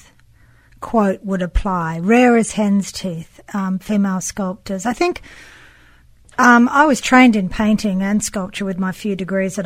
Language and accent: English; Sydney, New South Wales, Australia; also born or lived in New York / Los Angeles; now in Yucca Valley, United States; I've got an accent. So I'm originally from Sydney, Australia, via New York, and then to LA, and now I've got a studio out in the desert, in the high desert in Yucca Valley